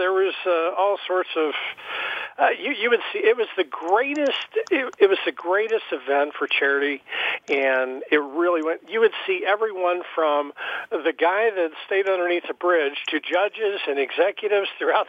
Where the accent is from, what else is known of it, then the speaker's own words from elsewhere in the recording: Ludlow, Kentucky, United States; my hometown, Ludlow, and it was in Kentucky, and is in Kentucky still